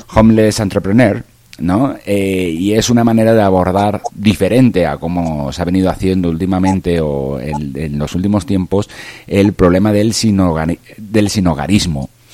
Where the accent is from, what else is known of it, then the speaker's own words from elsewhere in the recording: Valencia, Valencian Community, Spain; desde bien pequeño, pues eh, en la calle de mi casa, yo soy de, de Valencia, un poquito más al sur de, de Barcelona